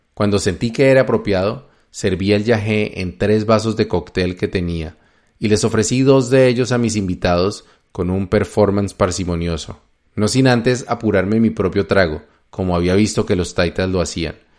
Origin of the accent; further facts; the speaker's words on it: Colombia; moved away as an adult; also born or lived in United States; me presenté como un colombiano admirador del libro de Urantia